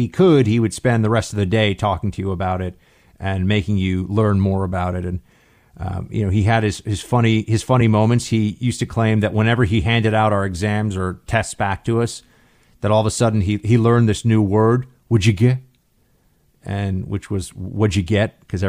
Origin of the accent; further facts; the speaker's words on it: New York City, New York, United States; the private Catholic school that I went to growing up in New York City